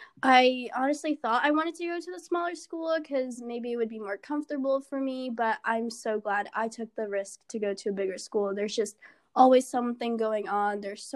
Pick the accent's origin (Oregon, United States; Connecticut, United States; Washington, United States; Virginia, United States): Virginia, United States; Northern; a first year from Northern Virginia.